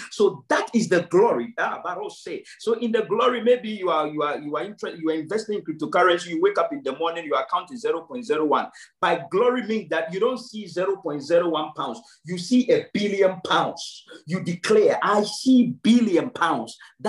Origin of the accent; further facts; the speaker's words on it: Ghana; Yes, I am a Ghanaian. I do understand that. Yes, I am a Ghanaian. I am very poor. I do understand that. I come from a third world.